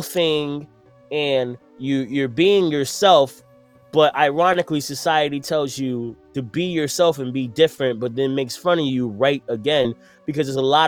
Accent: New York City, New York, United States; I'm from Brooklyn

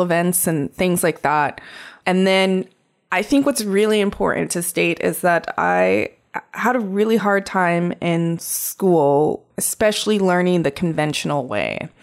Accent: Crow Indian Reservation, Montana, United States; I grew up on the Crow Indian Reservation.

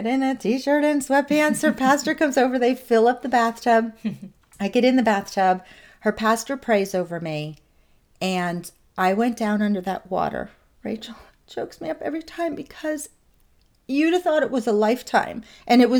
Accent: Nazareth, Pennsylvania, United States; moved away; I ended up in my hometown of Nazareth with a girlfriend

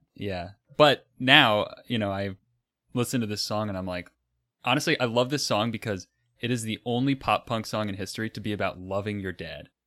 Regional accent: Florida, United States; I'm from Florida

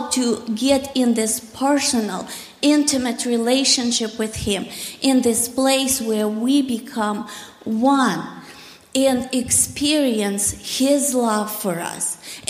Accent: Russia; moved away as an adult; I grew up in Russia, communist Russia, in the atheistic society where there was no God. God was illegal in my country.

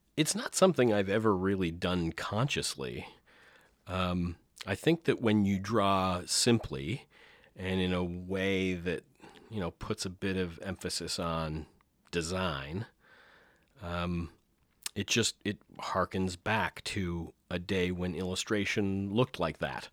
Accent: St. Thomas, Ontario, Canada; also born or lived in Deep River, Ontario; my parents moved to Saint Thomas, Ontario, so more southwestern Ontario, uh, area, and grew up there

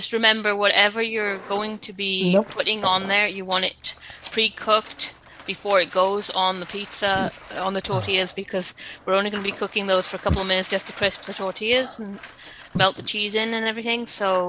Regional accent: Wales, United Kingdom; accent: Welsh; a little bit of time in Canada, and I'm married to a Canadian. And it kind of rubs off a bit, so my accent's not quite as Welsh as it should be because of that, and because things like that do affect your accents.

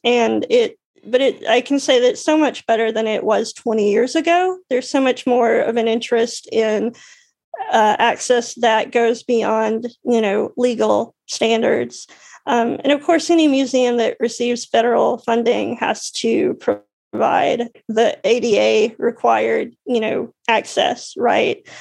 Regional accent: Alabama, United States; moved away; I grew up in Alabama

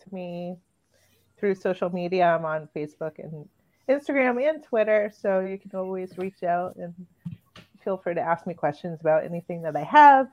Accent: New Bedford, Massachusetts, United States; moved away; also born or lived in Boston; I lived in Boston for a long time, and I grew up in the New Bedford area. So I'm from Massachusetts. That's where I spent most of my childhood and young adult life

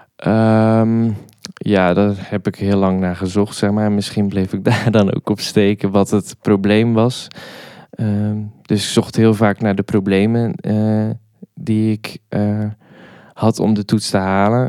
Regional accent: Hoek, Zeeland, Netherlands; moved away as an adult; now in Nijmegen, Netherlands; daarvoor kom ik uit Zeeland, in het plaatsje Hoek.

